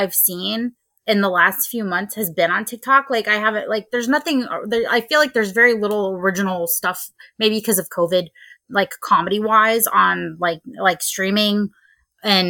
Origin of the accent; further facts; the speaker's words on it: North Fort Myers, Florida, United States; now in Tampa Bay, United States; I'm originally from North Fort Myers, Florida, which is a couple hours south from where I live now in Tampa Bay